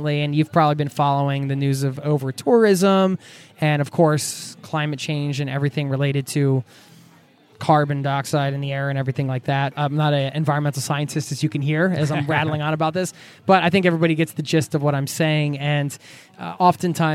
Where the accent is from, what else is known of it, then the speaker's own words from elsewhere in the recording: United States; now in Norway; as an American